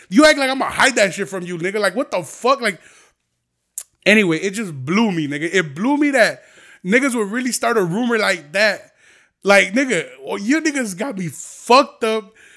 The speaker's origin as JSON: {"language": "English", "town": "Aurora", "region": "Illinois", "country": "United States", "tie": "born or raised there", "said": "here in Aurora because I know it's my hometown"}